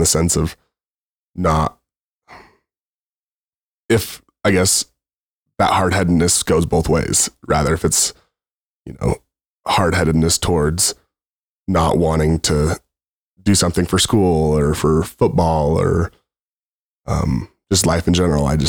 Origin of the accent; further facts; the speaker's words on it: Grantsville, Utah, United States; from Grantsville, Utah, I've always lived in Grantsville, went to Grantsville High School